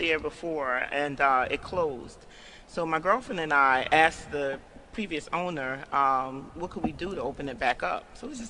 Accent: New Jersey, United States; now in Baltimore, United States; because I'm from New Jersey

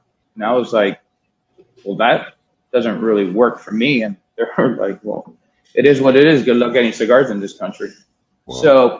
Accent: Miami, Florida, United States; moved away as an adult; also born or lived in Southeast Asia; I grew up in Miami, my Cuban

